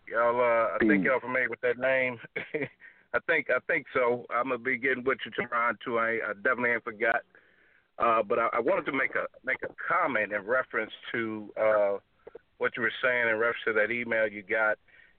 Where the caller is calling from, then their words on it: Detroit, Michigan, United States; from Detroit.